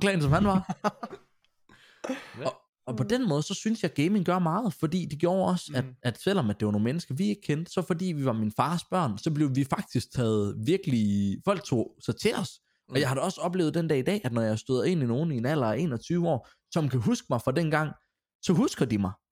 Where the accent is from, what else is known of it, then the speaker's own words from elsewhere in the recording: Grenaa, Central Denmark Region, Denmark; moved away as an adult; also born or lived in Silkeborg; østjyde, kommer, når folk spørger mig, så kommer jeg fra Grenaa af